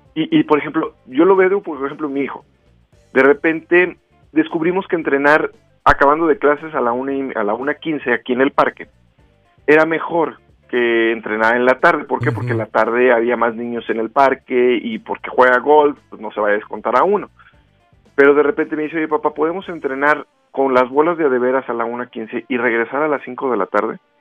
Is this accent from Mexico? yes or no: yes; Rioverde, San Luis Potosí, Mexico; now in Guadalajara, Mexico; yo crecí en Río Verde